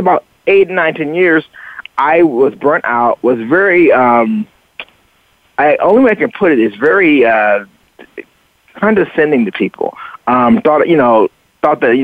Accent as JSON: {"language": "English", "region": "the South", "country": "United States", "tie": "born or raised there", "also_born_or_lived": "Chicago / Miami Beach", "moved": "yes", "said": "I grew up in the South"}